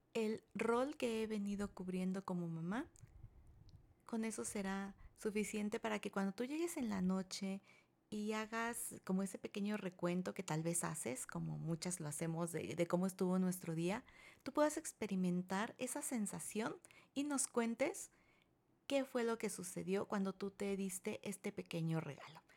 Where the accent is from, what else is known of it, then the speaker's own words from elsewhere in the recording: Mexico; en mi país, México